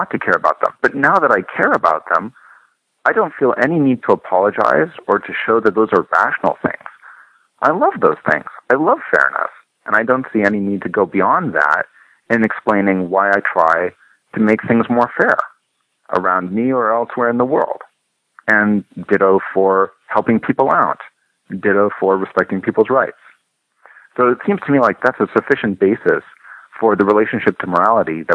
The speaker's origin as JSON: {"language": "English", "country": "Canada", "said": "I'm a Canadian"}